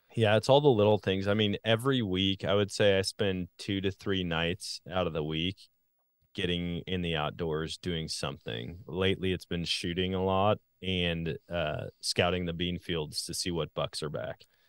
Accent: Wisconsin, United States; moved away; also born or lived in Missouri; I grew up in Wisconsin

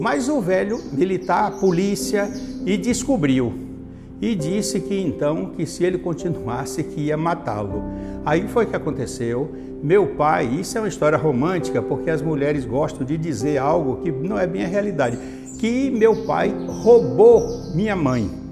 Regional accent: Itabuna, Bahia, Brazil; also born or lived in Manaus, Amazonas; Nasci em Manaus, no Amazonas, e vim com um ano para Itabuna. Quando registrou, eu fui registrado aqui como itabunense

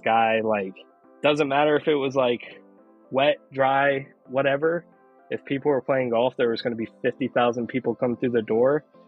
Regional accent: Oklahoma, United States; I was born and raised in Oklahoma

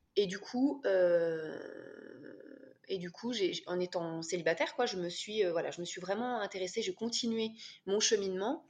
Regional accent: France; now in Switzerland; je suis française, et euh, j'habite en Suisse avec mon mari

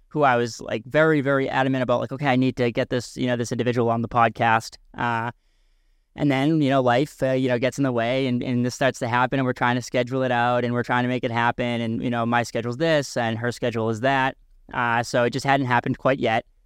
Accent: a couple of towns over from York, Maine, United States

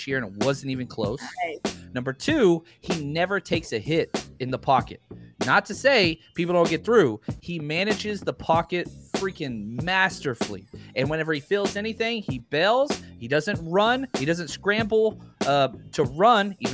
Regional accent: Dallas, Texas, United States; I was born and raised in Dallas

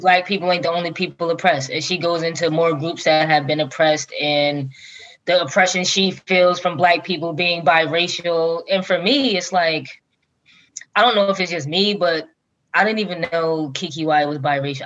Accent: Long Branch, New Jersey, United States; where I grew up in Long Branch is one middle school, one high school

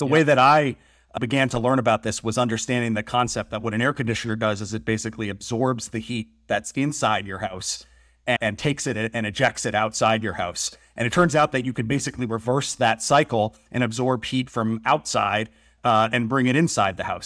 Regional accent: Massachusetts, United States; moved away; I grew up in the Northeast. I grew up in New England in Massachusetts, and the house I grew up

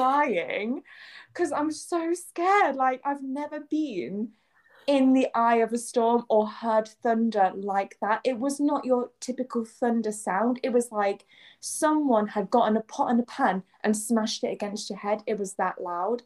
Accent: England, United Kingdom; moved away as an adult; also born or lived in Kansai, Japan; now in Japan; I'm from England

